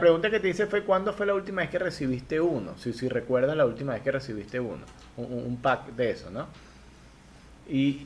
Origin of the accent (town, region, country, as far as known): Venezuela